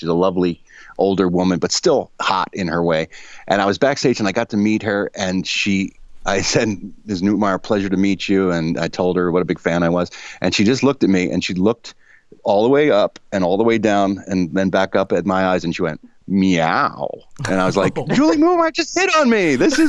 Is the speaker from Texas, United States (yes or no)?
no; Philadelphia, Pennsylvania, United States; moved away; Philly is one of my favorite places in the world. I mean, obviously, it's my hometown, so it's got a big place in my heart.